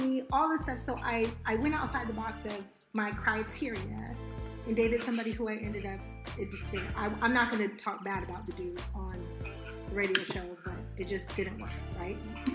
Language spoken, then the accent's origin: English; Malibu, California, United States; moved away as an adult; I grew up in Malibu